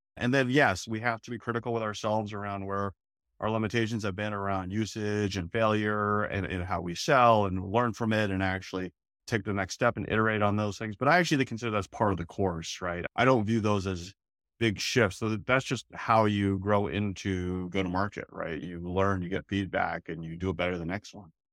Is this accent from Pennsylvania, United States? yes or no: no; Oakland, California, United States; moved away as an adult; now in Boston, United States; I'm actually a West Coast guy, I grew up in Oakland